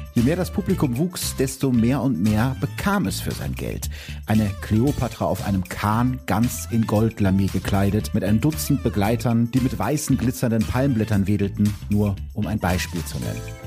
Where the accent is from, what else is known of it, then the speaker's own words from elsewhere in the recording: Gütersloh district, North Rhine-Westphalia, Germany; Ich komme ja aus dem Kreis Gütersloh, wie die meisten Leute wissen